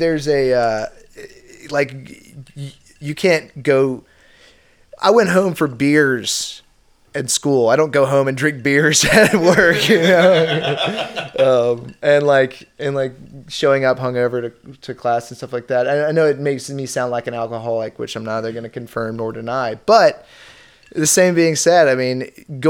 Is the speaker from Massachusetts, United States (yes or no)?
no; Richmond, Virginia, United States; also born or lived in Norfolk, Virginia; I was born and raised in Richmond